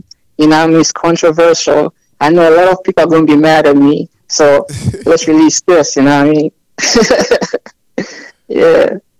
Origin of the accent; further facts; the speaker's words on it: Silver Spring, Maryland, United States; moved away as an adult; also born or lived in Zambia; now in Los Angeles, United States; Nah, I'm from Maryland, Silver Spring, Maryland.